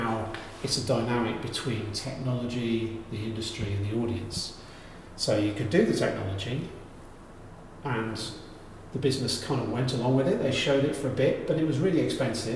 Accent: West Country, South West England, United Kingdom; moved away as an adult; also born or lived in London; now in Exeter, United Kingdom; I'm from the West Country originally, and this job came up, and took the opportunity

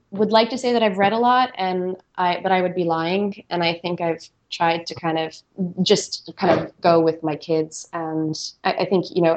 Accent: United States; I grew up right outside of New York City

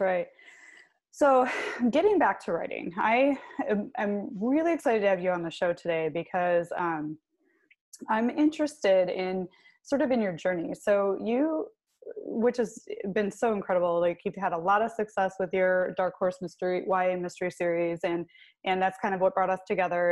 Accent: Clarkston, Michigan, United States; i grew up in clarkston which is not far from milford

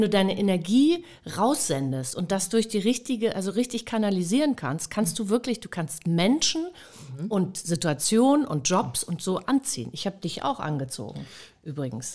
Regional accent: Hamburg, Germany; moved away as an adult; Ich bin auch selten in Hamburg, aber ich komme aus Hamburg, Harvestehude

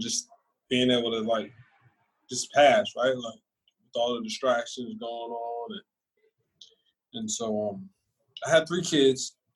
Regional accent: Philadelphia, Pennsylvania, United States; also born or lived in Scranton, Pennsylvania / Mesa; now in Texas, United States; I'm from Philly

